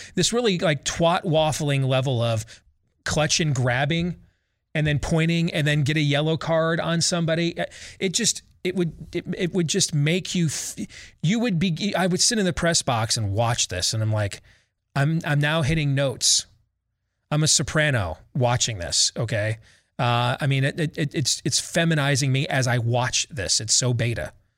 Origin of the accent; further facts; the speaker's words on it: Iowa, United States; my home state, our home state of Iowa